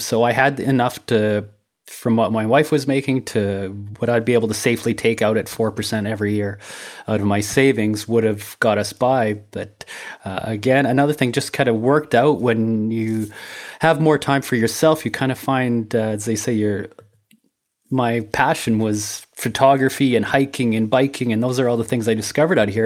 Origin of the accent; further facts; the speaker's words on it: Brooks, Alberta, Canada; moved away as an adult; also born or lived in Medicine Hat / Saskatchewan; where I grew up in Brooks